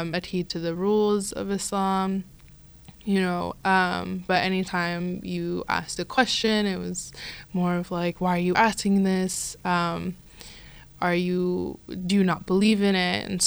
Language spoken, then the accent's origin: English; United States; I grew up mostly in America. I was born and raised here